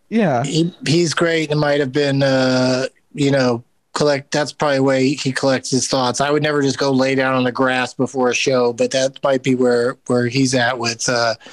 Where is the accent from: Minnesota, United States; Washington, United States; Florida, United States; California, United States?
California, United States; San Diego; I grew up in San Diego.